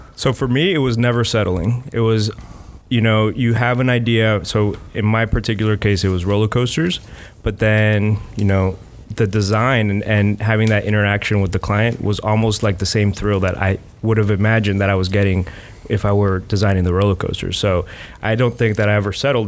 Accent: South Florida, United States; now in Gainesville, United States; I am from South Florida. Uh, I came here for school

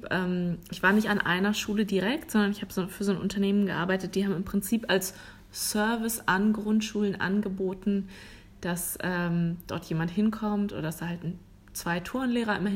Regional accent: Germany; moved away; bei uns in Deutschland

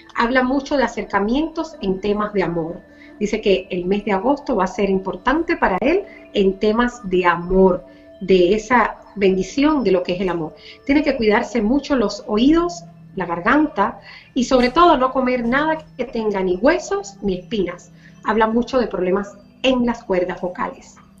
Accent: Cuba; moved away; por la libertad de mi pueblo, por la libertad de mi Cuba

